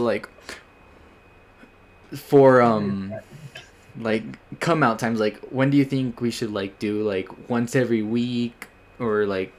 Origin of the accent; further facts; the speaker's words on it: United States; And I am Mexican, American. I was born in the United States, but my parents all are from Mexico.